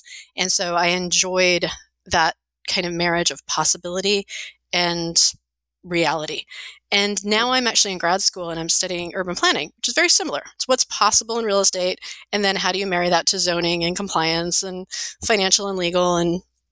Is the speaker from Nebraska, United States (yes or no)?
no; New York area, United States; moved away as an adult; also born or lived in Los Angeles, California / New Jersey; now in Colorado, United States; I grew up in the New York area, went to school in Los Angeles